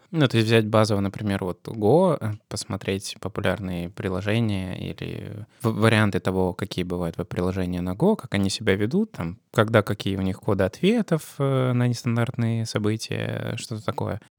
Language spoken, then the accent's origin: Russian; Russia; у нас в России